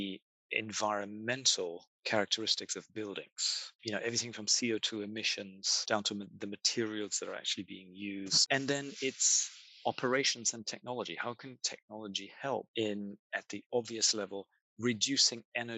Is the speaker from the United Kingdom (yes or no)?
yes; London, United Kingdom; I am a Londoner.